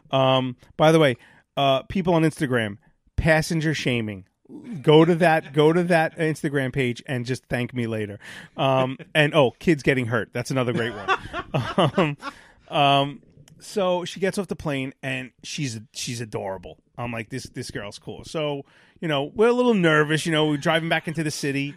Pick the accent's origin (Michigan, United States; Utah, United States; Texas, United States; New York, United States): New York, United States; New York City; I grew up in Sheepshead Bay